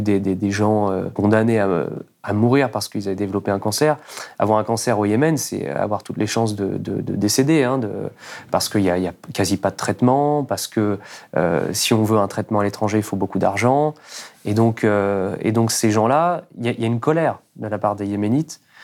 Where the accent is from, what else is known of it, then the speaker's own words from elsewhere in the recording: France; nous, en tant que Français, en tant que citoyens